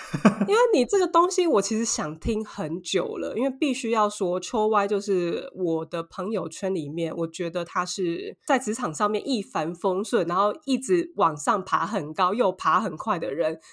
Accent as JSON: {"language": "Chinese", "country": "Taiwan", "moved": "yes", "lives_now": "Paris, France", "said": "我们台湾人"}